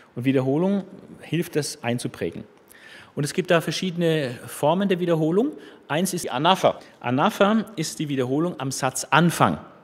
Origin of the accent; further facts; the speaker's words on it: Germany; wir als Deutsche